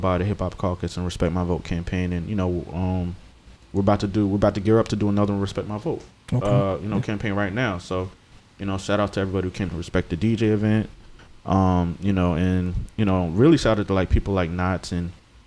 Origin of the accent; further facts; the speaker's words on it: Hampton, Virginia, United States; A kid from Hampton, Virginia